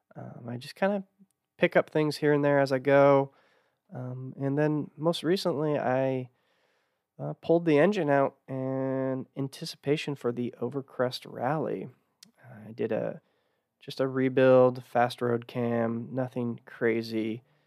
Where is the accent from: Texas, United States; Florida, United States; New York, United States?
Texas, United States; growing up in Texas